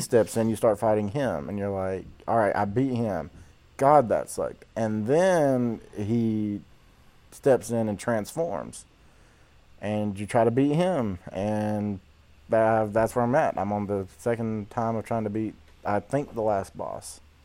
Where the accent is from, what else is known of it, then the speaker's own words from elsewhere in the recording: Georgia, United States; I'm from the deep, dirty south of Georgia